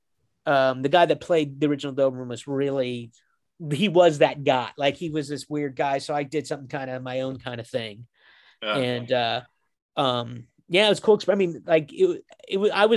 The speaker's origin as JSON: {"language": "English", "region": "Kansas", "country": "United States", "said": "I'm from Kansas"}